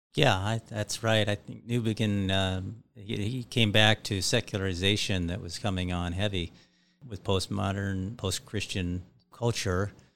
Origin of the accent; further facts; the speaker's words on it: Iowa, United States; I grew up in Iowa with, uh, evangelical Lutheran parents